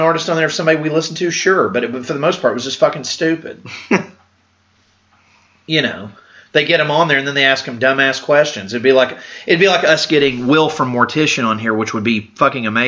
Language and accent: English; Canada; I'm Canadian